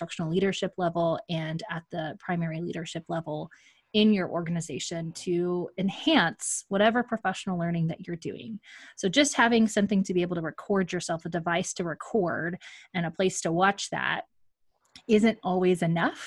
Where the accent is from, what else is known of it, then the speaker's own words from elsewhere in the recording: Magnolia, Texas, United States; my hometown, Magnolia, Texas